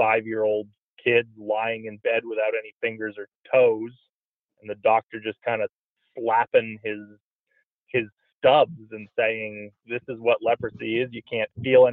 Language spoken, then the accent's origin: English; Louisville, Kentucky, United States; now in Denver, United States; I grew up in Louisville, Kentucky